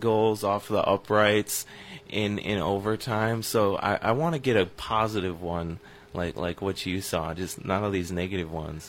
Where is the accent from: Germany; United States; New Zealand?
United States; River Falls, Wisconsin; I grew up in River Falls, Wisconsin, and for most of my childhood, that's where the Chiefs had training camp